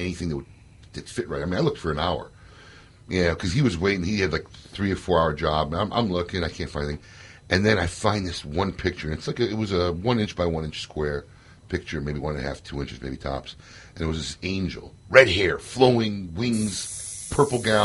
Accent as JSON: {"language": "English", "town": "Chicago", "region": "Illinois", "country": "United States", "tie": "born or raised there", "said": "my hometown, Chicago"}